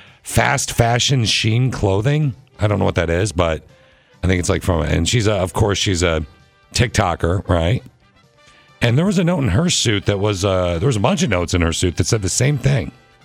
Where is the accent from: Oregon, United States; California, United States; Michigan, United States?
Michigan, United States; I grew up in Michigan, by the way.